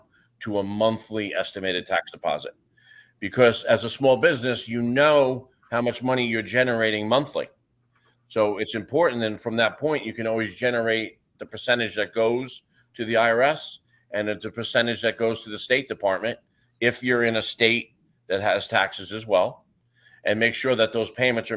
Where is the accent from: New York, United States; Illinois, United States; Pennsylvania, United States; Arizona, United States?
New York, United States; moved away as an adult; now in Florida, United States; I'm from New York